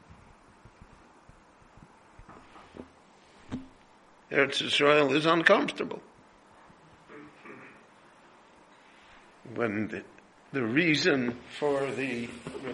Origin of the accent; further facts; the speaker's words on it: Chicago, Illinois, United States; moved away as an adult; now in Jerusalem, Israel; when I grew up in Chicago, there was a big... large, vocal Jewish Communist Party